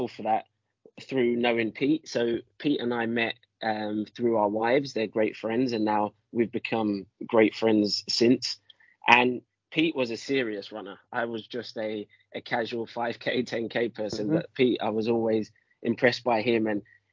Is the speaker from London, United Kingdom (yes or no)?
yes; London, United Kingdom; I'm from London, so I'm a city boy.